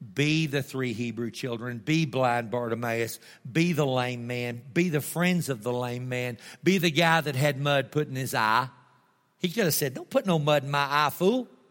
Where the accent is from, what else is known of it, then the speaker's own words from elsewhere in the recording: Tulia, Texas, United States; I'm from Tulia